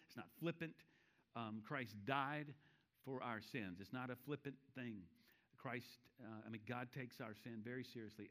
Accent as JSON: {"language": "English", "town": "Charlotte", "region": "North Carolina", "country": "United States", "said": "I'm from Charlotte"}